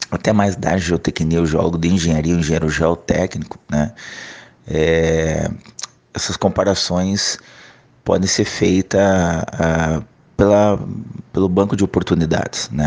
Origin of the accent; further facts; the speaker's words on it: Curitiba, Paraná, Brazil; moved away as an adult; Como eu saí de Curitiba em 2006 para trabalhar no norte desse Brasil, e estou ainda trabalhando é, em outras regiões que não são a minha